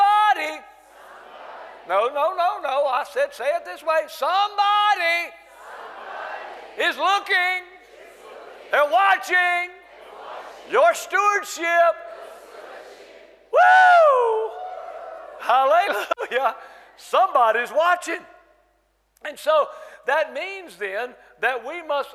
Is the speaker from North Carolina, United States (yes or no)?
yes; North Carolina, United States; I'm from North Carolina, United States of America, North Carolina, from the South. Your pastor and I talk a lot alike. We say y'all